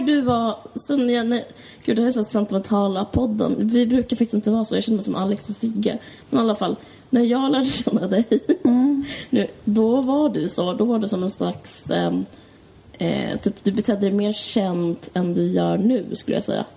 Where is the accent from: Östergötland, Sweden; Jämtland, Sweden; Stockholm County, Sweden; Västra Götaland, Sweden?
Stockholm County, Sweden; Stockholm; jag kommer från Akalla